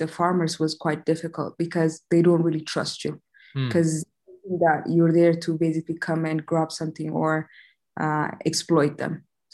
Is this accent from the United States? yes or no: no; Ethiopia; I'm originally from Ethiopia